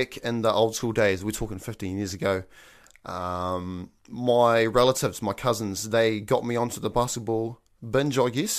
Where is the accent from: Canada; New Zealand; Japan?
New Zealand; Invercargill, Southland; I am born and bred in Invercargill, deep down south